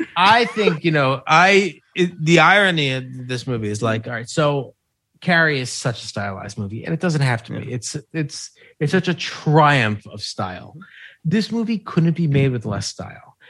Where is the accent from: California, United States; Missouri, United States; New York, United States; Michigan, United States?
New York, United States; I'm from New York.